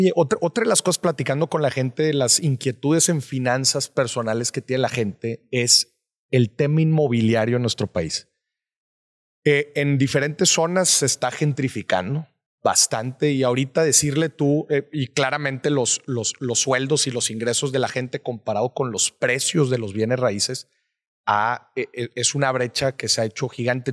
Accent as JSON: {"language": "Spanish", "town": "Monterrey", "region": "Nuevo León", "country": "Mexico", "said": "yo soy, yo soy de Monterrey."}